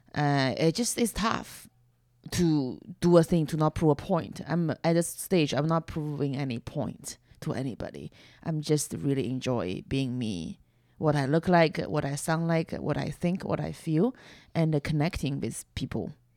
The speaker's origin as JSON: {"language": "English", "country": "China", "tie": "born or raised there", "accent": "Chinese", "second_language": "English", "moved": "as an adult", "lives_now": "United States", "said": "I was growing up in China."}